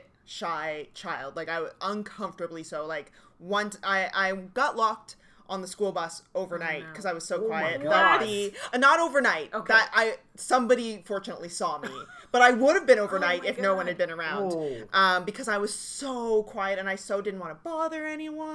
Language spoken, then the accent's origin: English; Halifax, Nova Scotia, Canada; moved away as an adult; now in Toronto, Canada; I grew up in Halifax